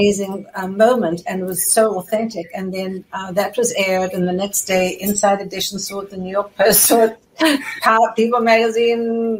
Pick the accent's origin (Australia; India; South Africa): South Africa; moved away as an adult; now in United States; growing up in South Africa